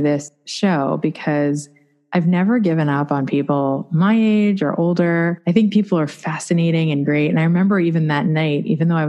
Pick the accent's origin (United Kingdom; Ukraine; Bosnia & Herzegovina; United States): United States; Long Island, New York; I was born on Long Island, New York